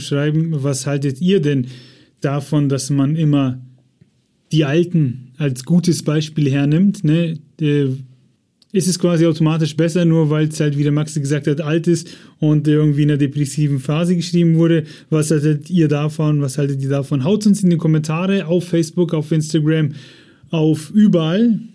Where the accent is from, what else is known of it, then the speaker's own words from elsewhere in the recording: Germany; bei uns in Deutschland